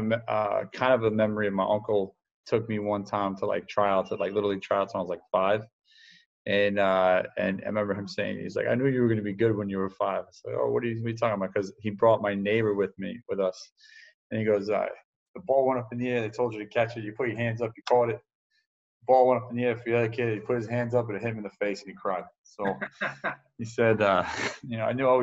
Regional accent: New York City, New York, United States; now in Tampa, United States; I'm from a small town up north called New York City. I don't know if you guys ever heard of it. Population's about like 8 million or something like that. In my town, I grew up in Queens.

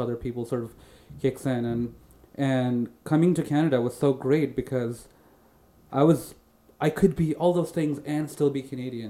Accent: India; also born or lived in Saudi Arabia; I'm Indian. My parents are Indian. I was born in Saudi Arabia, and I lived the first few years of my life in a very like Indian community in Saudi Arabia

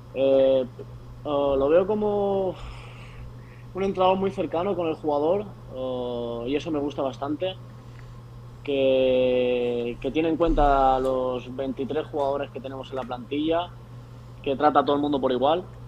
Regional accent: Palma, Balearic Islands, Spain; moved away as an adult; yo justamente soy de Palma de Mallorca

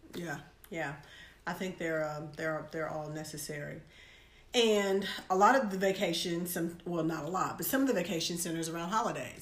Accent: United States; as an American

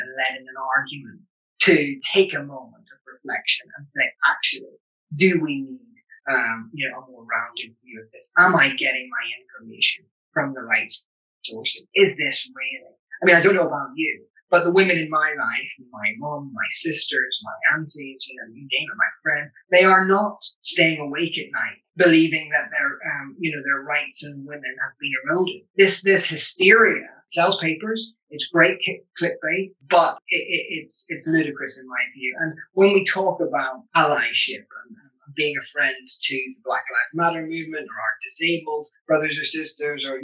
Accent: Northern Ireland, United Kingdom; growing up in Northern Ireland through the Troubles, I grew up at the back end of the Troubles

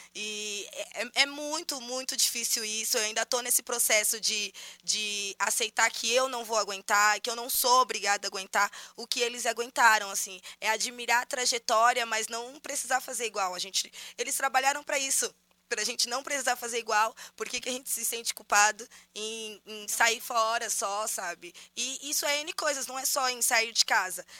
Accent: São Paulo, Brazil; a gente é da cidade de Tiradentes, nós nascemos todos lá

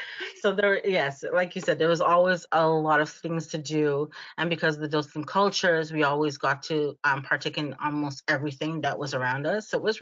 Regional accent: Canada; I was born here, raised here, and I love my Canada.

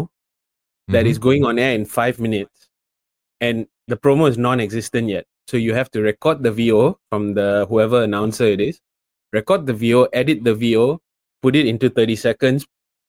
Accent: Malaysia; me being Malaysian and being over there

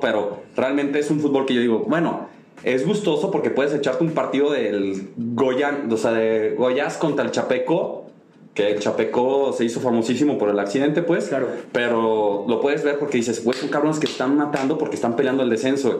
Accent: Mexico; somos mexicanos

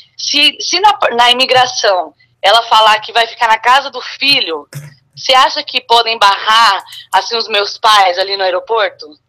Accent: São Carlos, São Paulo, Brazil; interior de São Paulo, São Carlos

